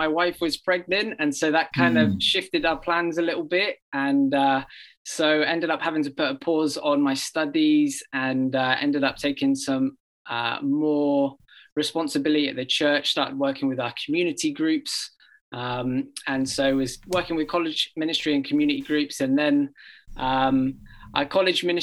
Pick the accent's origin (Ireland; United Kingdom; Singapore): United Kingdom; England; now in Oregon, United States; I grew up in England and often mistaken for an Australian